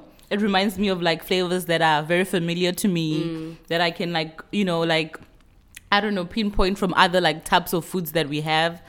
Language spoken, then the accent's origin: English; Venda, Limpopo, South Africa; I remember even growing up in Venda, I mean, we'd eat some very traditional foods and it would just drink water after your meal.